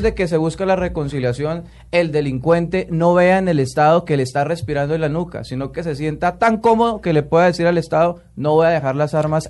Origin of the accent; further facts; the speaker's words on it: Colombia; como colombiano